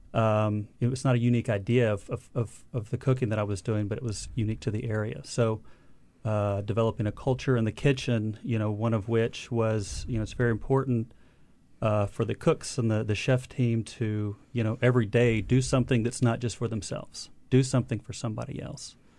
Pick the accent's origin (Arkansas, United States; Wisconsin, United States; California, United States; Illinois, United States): Arkansas, United States; Little Rock; moved away as an adult; also born or lived in Vermont / Boston; now in Bentonville, United States; born and raised in Little Rock